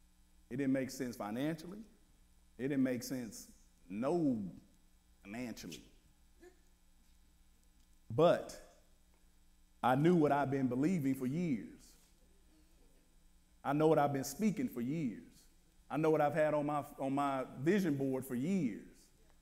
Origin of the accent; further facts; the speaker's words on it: Wichita, Kansas, United States; I'm from Wichita. So how do I get to Wichita?